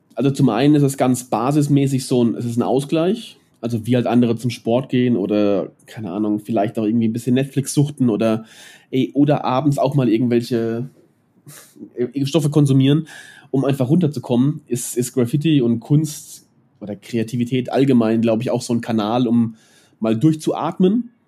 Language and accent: German; Mannheim, Baden-Württemberg, Germany; now in Nuremberg, Germany; ich bin, ich bin in Neckarstadt aufgewachsen